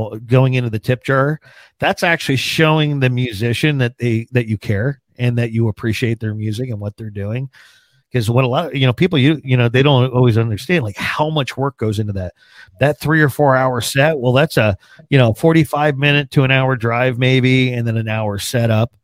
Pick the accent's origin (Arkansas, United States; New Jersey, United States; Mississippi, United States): New Jersey, United States; also born or lived in Pennsylvania; now in Arizona, United States; I grew up on the Pennsylvania Jersey state line, born and raised. So I was born like raised in the country, but in New Jersey